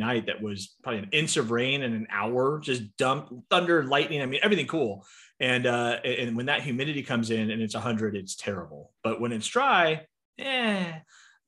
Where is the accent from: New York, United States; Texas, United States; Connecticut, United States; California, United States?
California, United States; San Diego; moved away as an adult; now in Phoenix, United States; I born and raised in San Diego.